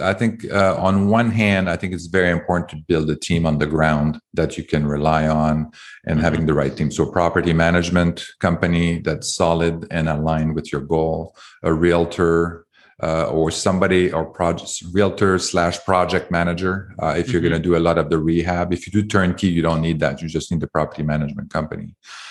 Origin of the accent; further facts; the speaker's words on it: Canada; now in United States; I came from Canada, and it's very hard to do that in Canada.